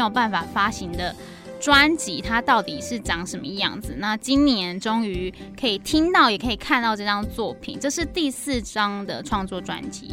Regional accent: Kaohsiung, Taiwan; 因为我也是高雄人

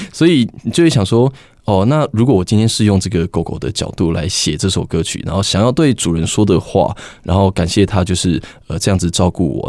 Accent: Taiwan; 其实我们台湾人民非常可爱，也非常的团结

